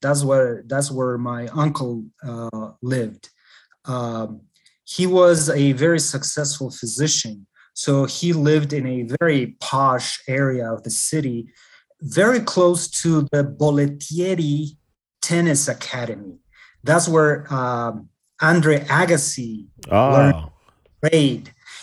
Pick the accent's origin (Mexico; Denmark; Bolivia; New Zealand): Bolivia; Andes; now in United States; It's landlocked, and I come from the Andes. I come from the mountains.